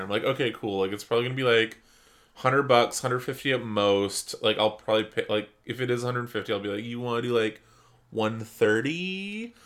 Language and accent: English; Canada; We're Canadian.